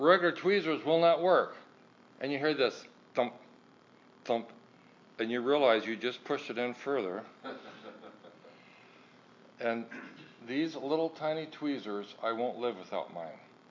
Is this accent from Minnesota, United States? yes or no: no; Deadwood, South Dakota, United States; I am from here in the hills, born in Deadwood